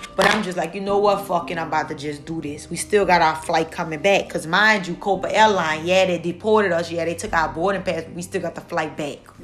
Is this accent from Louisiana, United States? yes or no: yes; New Orleans, Louisiana, United States; now in New York, United States; New Orleans is my hometown.